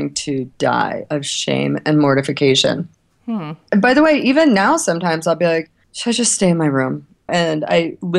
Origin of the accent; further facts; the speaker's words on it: United States; also born or lived in Ohio / Kentucky; now in New York, United States; I'm from Ohio and Kentucky